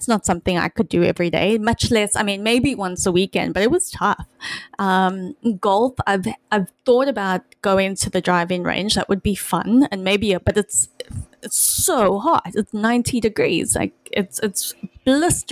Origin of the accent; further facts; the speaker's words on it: South Africa; moved away; My closest connection to ice hockey as a South African growing up was watching the Mighty Ducks and Miracle